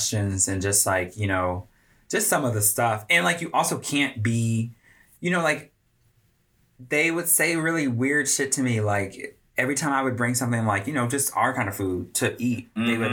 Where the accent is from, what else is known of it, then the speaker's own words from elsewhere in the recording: Connecticut, United States; now in Richmond, United States; I'm from Connecticut, very white.